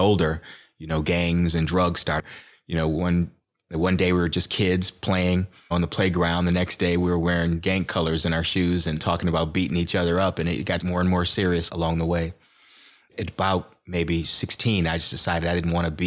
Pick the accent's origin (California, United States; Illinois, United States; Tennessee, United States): Illinois, United States; Aurora; So I grew up here in Aurora, and my mom raised my brother and I, and we grew up in low-income housing